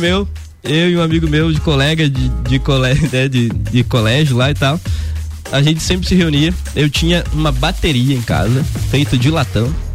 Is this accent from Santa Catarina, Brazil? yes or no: yes; Cerro Negro, Santa Catarina, Brazil; moved away as an adult; now in Lages, Brazil; nasci em Cerro Negro, é, morei em Cerro Negro até os meus 24 anos